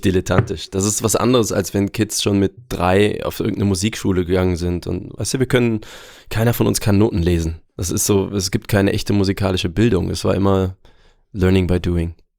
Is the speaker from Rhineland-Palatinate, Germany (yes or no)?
no; Aachen, North Rhine-Westphalia, Germany; also born or lived in Würzburg; Würzburg tatsächlich. Ich bin Franke, aber weiß davon nichts, denn ich bin schon mit, ich glaube, unter zwei Jahren nach Aachen gezogen